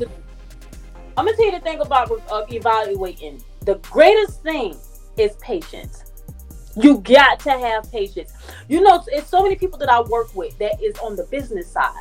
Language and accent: English; Savannah, Georgia, United States; I'm from Savannah